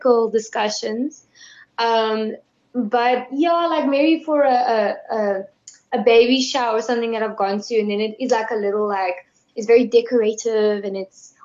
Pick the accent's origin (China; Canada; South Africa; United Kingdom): South Africa; Worcester, Western Cape; I'm South African, love Jesus with all my heart